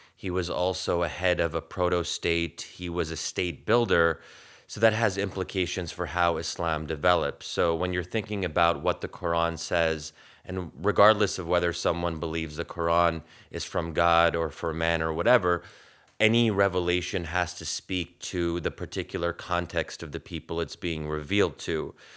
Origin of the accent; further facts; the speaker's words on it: United States; my experience as an American Muslim